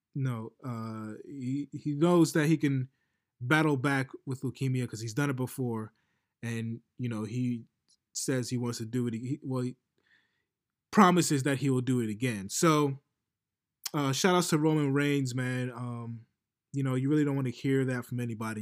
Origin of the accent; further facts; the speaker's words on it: New York City, New York, United States; I'm from New York. So I know what it is to be the hometown kid